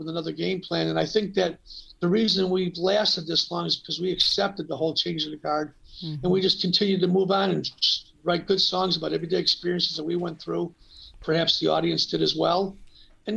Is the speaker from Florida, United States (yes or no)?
no; Blue Island, Illinois, United States; We're from Blue Island, Illinois, a small little town.